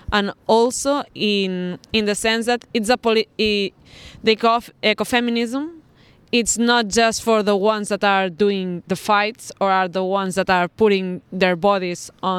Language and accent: English; Barcelona, Catalonia, Spain; I'm from the Spanish state, from Barcelona.